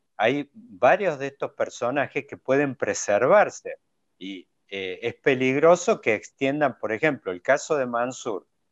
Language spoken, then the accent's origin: Spanish; Córdoba, Argentina; como buen cordobés somos descendientes de andaluces